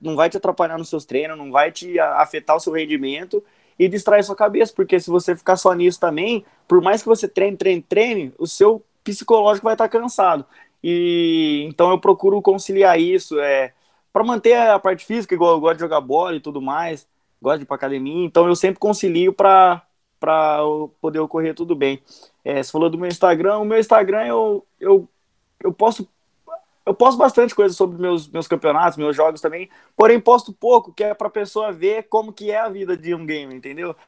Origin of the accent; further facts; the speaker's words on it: Araraquara, São Paulo, Brazil; eu sou de Araraquara, interior de São Paulo